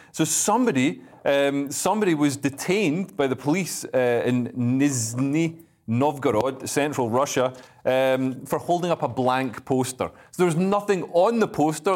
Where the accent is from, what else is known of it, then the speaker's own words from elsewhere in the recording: Scotland, United Kingdom; I am a Scotsman